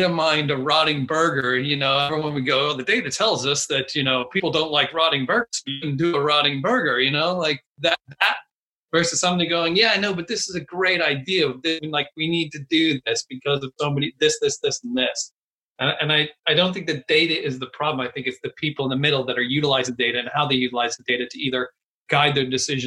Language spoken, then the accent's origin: English; Texas, United States; moved away as an adult; now in London, United Kingdom; I'm from Texas and I'm from a very small town in Texas